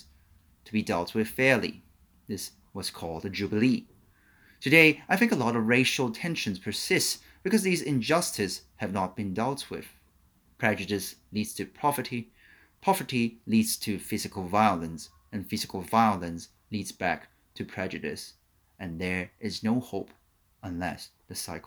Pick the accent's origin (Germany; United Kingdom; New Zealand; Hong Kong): Hong Kong; growing up in Hong Kong with extended family